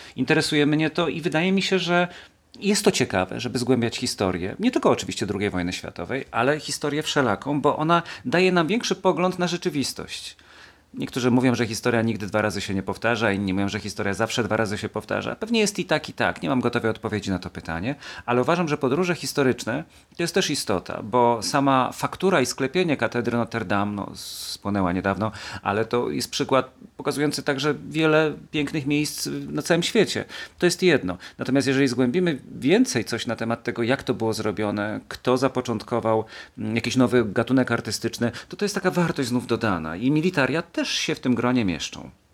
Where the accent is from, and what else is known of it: Kielce, Świętokrzyskie Voivodeship, Poland; born or raised there